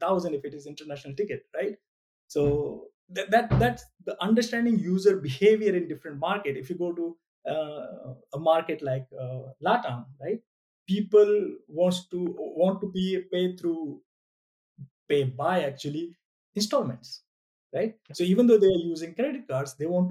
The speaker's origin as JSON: {"language": "English", "country": "India", "said": "I'm an Indian"}